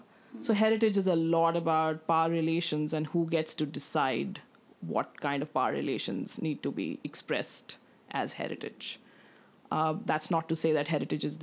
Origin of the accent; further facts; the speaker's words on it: India; now in Australia; as an Indian